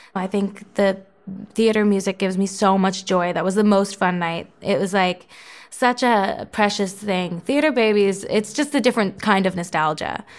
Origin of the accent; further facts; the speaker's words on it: Florida, United States; my hometown, Florida's hockey team